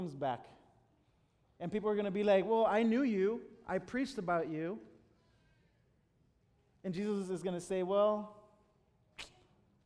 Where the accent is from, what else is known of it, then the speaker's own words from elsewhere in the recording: Chicago, Illinois, United States; English is a second language; moved away as an adult; now in Washington, United States; I'm originally from Chicago. My parents live in Chicago